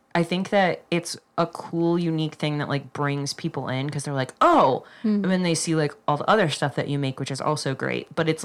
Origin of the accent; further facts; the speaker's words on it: Colorado, United States; we're from Colorado